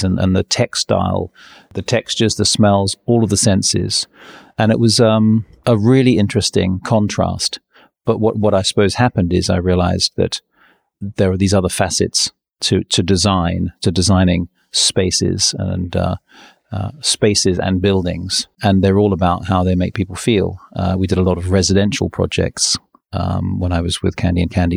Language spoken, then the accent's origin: English; New Zealand; also born or lived in England; now in London, United Kingdom; so I was born in England, um, but when I was six, my family we all moved to New Zealand, and we went on a on a boat. It's a forty five day trip to New Zealand, and so I grew up in New Zealand.